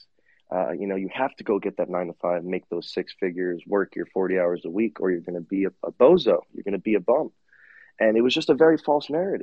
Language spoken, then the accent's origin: English; Long Island, New York, United States; moved away as an adult; now in Southwest Florida, United States; Born and raised in Long Island, New York